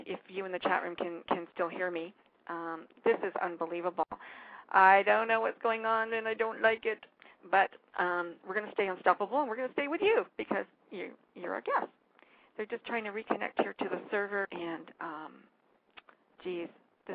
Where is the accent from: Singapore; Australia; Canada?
Canada; as a Canadian